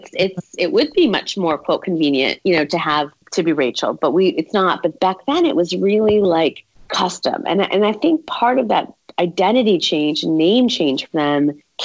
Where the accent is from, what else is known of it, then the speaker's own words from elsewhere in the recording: Berwyn, Illinois, United States; I was born in Berwyn, Illinois, which is right outside of the city.